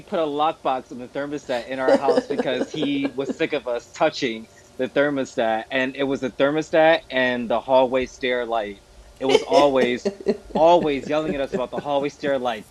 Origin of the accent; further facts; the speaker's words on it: Midwest, United States; moved away; I'm American. I come from the Midwest